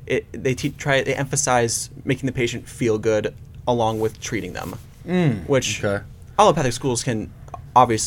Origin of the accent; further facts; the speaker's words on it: Hudson, Ohio, United States; I'm from Hudson, Ohio. So that's like, mm-hmm. you know, suburb of Cleveland around Akron